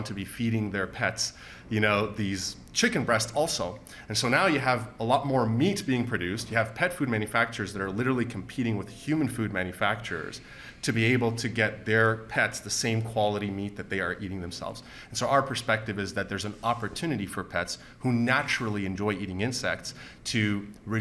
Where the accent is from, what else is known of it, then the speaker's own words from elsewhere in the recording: Canada; our status as Canadian citizens